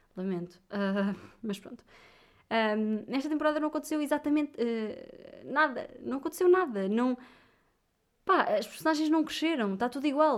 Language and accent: Portuguese; Viseu, Centro, Portugal; now in Lisbon, Portugal; eu sou de Viseu